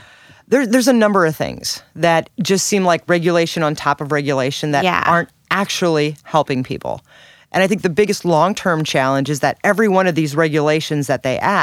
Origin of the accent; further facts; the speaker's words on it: Washington, Missouri, United States; now in St. Louis, United States; I grew up in Washington, Missouri.